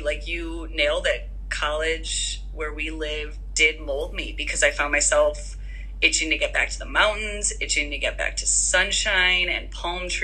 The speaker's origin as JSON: {"language": "English", "town": "Chicago", "region": "Illinois", "country": "United States", "tie": "born or raised there", "also_born_or_lived": "Tucson, Arizona / San Rafael, California / Boulder, Colorado", "moved": "as an adult", "lives_now": "San Diego, United States", "said": "growing up, born and raised in Chicago suburbs"}